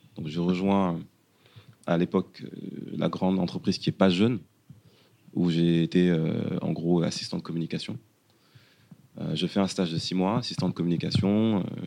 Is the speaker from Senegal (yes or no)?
yes; Dakar, Senegal; moved away as an adult; now in France; sénégalais. Je suis né et j'ai grandi au Sénégal, plus précisément à Dakar et à Wokam